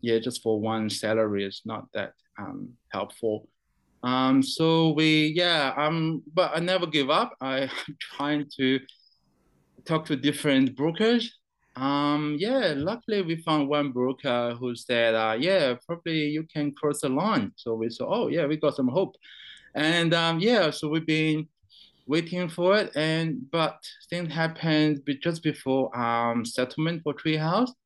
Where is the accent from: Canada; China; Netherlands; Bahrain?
China; also born or lived in New Zealand; now in Brisbane, Australia; I was born in China. Um, I went to New Zealand back in 2002